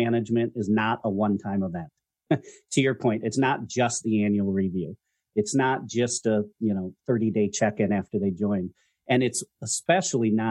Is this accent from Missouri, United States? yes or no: no; Minnesota, United States; I am originally from Minnesota